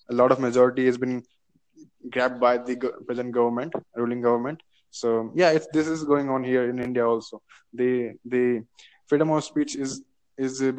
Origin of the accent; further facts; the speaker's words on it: United Kingdom; now in Holsworthy, United Kingdom; I am from United Kingdom.